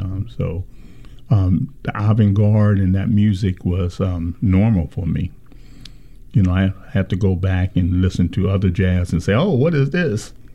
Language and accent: English; Los Angeles, California, United States; also born or lived in New York City; we grew up in Watts